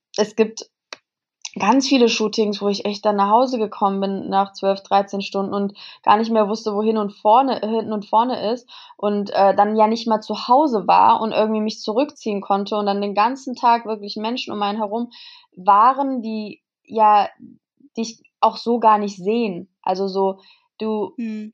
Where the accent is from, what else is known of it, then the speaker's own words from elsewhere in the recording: Kassel, Hesse, Germany; moved away; in Kassel, also es ist in meiner, in meiner Heimat.